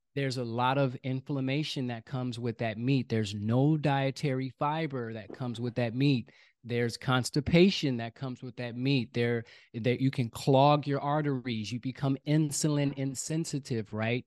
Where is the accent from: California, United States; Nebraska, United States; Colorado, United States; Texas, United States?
California, United States; Oakland; I was born and raised in Oakland, California.